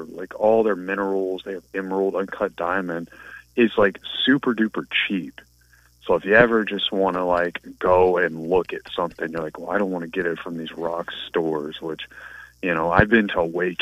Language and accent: English; New Orleans, Louisiana, United States; I grew up in Louisiana, which is Catholic country